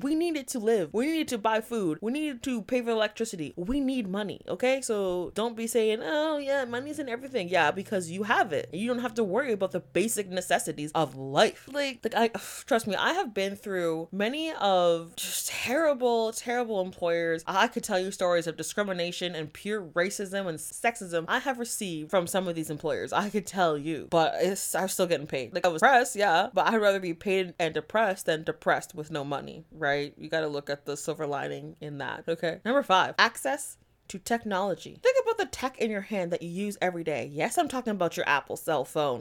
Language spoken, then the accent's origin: English; Canada; I am a Canadian